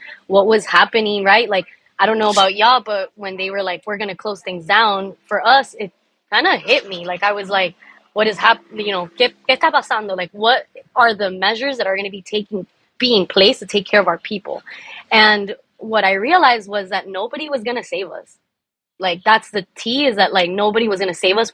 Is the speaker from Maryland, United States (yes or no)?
no; Miami, Florida, United States; also born or lived in Cuba; I'm Cuban American, first generation here in Miami. I love Miami. I ride for my city